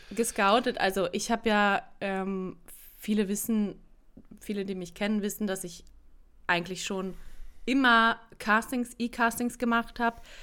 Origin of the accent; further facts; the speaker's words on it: Berlin, Germany; moved away; also born or lived in South Tyrol; zurückgezogen nach Berlin in meine Heimatstadt